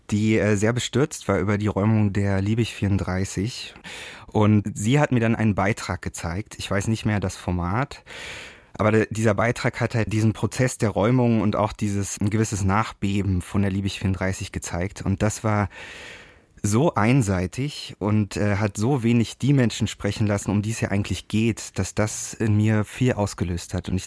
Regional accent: Berlin, Germany; nee, aber ich bin Berliner und kenne natürlich mein ganzes Leben lang diese diese Kämpfe und dieses Verschwinden

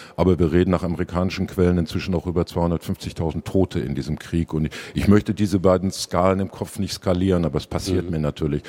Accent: Dortmund, North Rhine-Westphalia, Germany

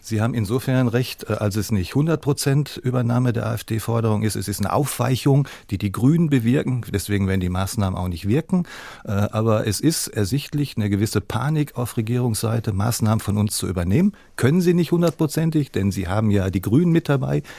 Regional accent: Hamburg, Germany; Ich komme aus Hamburg

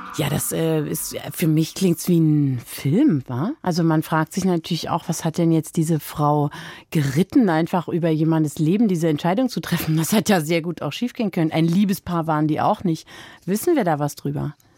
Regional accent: Germany; Ich bin 1981 in der DDR geboren

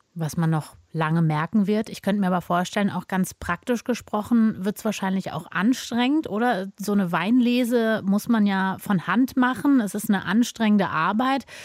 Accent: Germany; bei uns in Deutschland

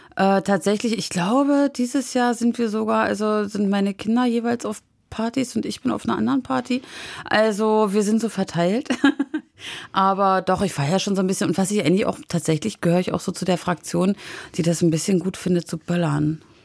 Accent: Wismar, Mecklenburg-Vorpommern, Germany; ich bin immer tatsächlich in der Innenstadt von Wismar aufgewachsen

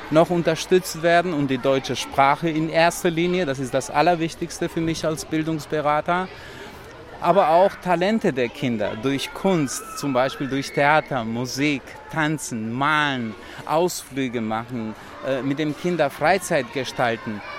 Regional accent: Kosovo; first language Romani; German is a second language; moved away as an adult; now in Germany; Also ich spreche äh, meine Muttersprache, Romanes. Ich bin zur Schule damals Serbisch gegangen. Ich lebte aber an einem Ort, wo Albaner und türkische Minderheit gelebt haben.

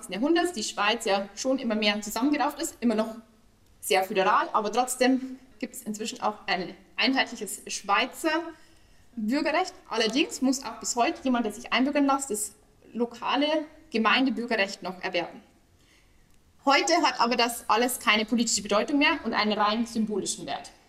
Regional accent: Germany; Ich bin ja aus Deutschland.

